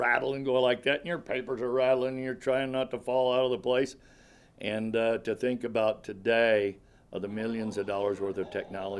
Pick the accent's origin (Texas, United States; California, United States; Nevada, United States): Nevada, United States; Winnemucca; from Winnemucca, Nevada, proud to be a Humboldt County native.